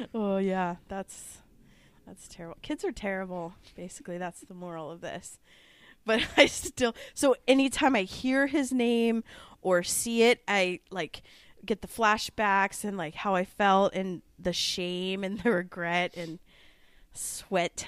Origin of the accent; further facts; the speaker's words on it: Omaha, Nebraska, United States; growing up in Omaha, we were poor